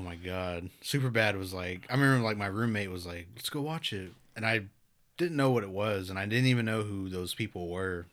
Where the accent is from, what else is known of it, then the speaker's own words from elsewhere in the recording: Pawnee, Oklahoma, United States; I'm from Pawnee